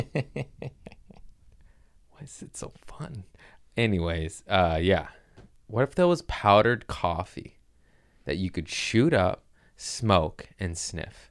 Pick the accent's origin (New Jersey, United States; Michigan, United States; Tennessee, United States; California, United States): California, United States; I'm from California